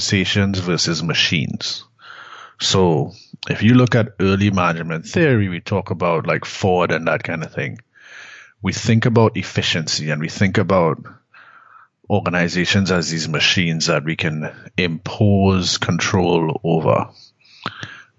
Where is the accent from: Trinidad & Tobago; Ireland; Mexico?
Trinidad & Tobago; moved away; also born or lived in Canada; I'm from Trinidad originally